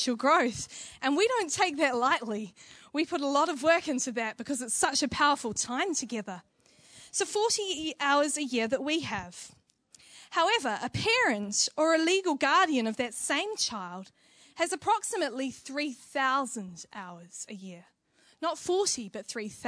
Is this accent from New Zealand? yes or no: yes; New Zealand; Being a Kiwi